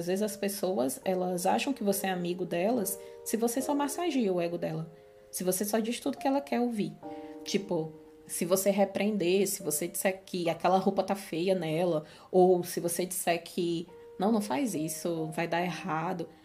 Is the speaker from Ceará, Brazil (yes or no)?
yes; Fortaleza, Ceará, Brazil; now in Portugal; a gente é cearense, né? Somos nordestinos e somos cearenses. Eu morava na capital do Ceará, Fortaleza